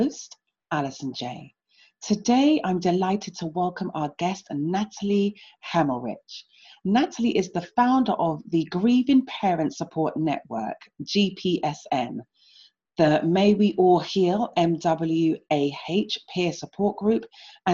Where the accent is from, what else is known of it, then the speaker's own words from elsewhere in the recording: London, United Kingdom; I was born and raised in London